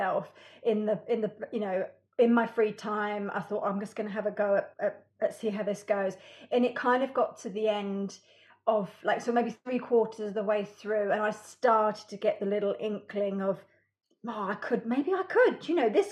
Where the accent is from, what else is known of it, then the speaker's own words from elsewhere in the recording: United Kingdom; I am British.